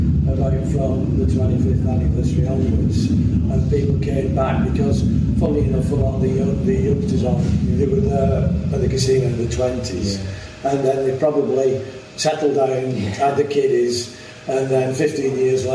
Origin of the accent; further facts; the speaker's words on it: Wigan, North West England, United Kingdom; I was born and bred in Wigan